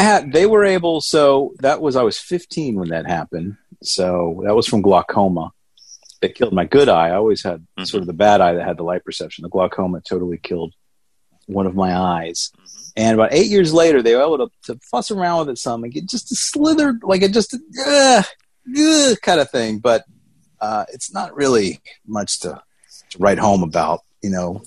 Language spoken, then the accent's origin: English; Atlanta, Georgia, United States; accent: thick southern; I hatched, I came out of my egg in Atlanta, Georgia, uh, which I always joke, my thick southern accent, people can tell yeah. that that's where I, uh, I was nested as a young lad